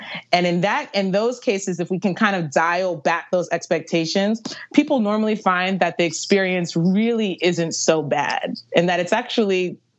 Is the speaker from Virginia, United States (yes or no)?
yes; Virginia Beach, Virginia, United States; Virginia Beach.